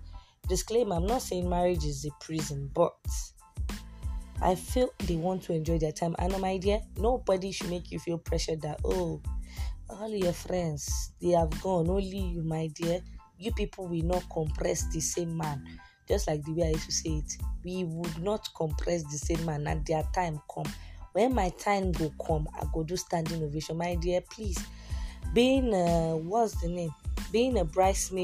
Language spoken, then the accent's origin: English; Nigeria; also born or lived in Kano State, Nigeria; as a Nigerian babe